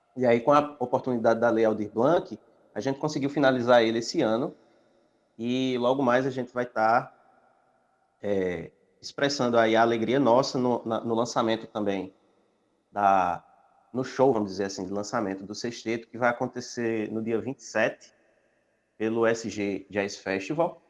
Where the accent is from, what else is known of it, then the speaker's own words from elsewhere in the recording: Serra Talhada, Pernambuco, Brazil; moved away; eu também vim de Serra Talhada